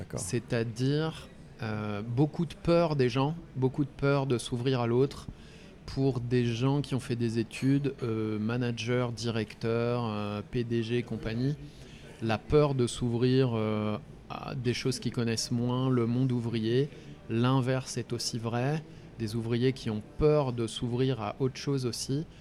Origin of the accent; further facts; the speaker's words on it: Ardennes, Grand Est, France; moved away as an adult; also born or lived in Lyon / Nord; now in Concarneau, France; j'ai grandi dans les Ardennes euh, avant d'être à Lyon. J'ai fait ma scolarité dans les Ardennes